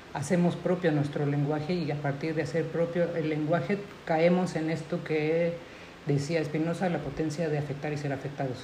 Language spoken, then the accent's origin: Spanish; Mexico; first language Spanish; nosotros en México